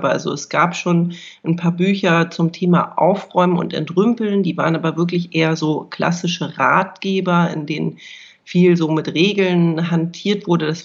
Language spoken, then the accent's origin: German; Hamburg, Germany; now in Berlin, Germany; ich bin ursprünglich äh, geborene Hamburgerin, habe da auch äh, lange Jahre gelebt, bin dann ähm, vor vielen Jahren nach Berlin gezogen